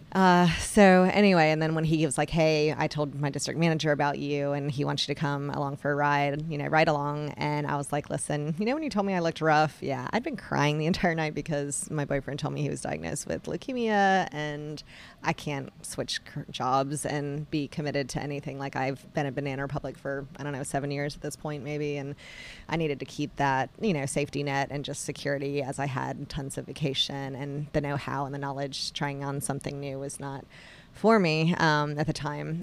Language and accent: English; Raleigh, North Carolina, United States; also born or lived in Chicago, Illinois; I've been in Raleigh, North Carolina since I was five years old. From outside of Chicago, still kinda claim that as my home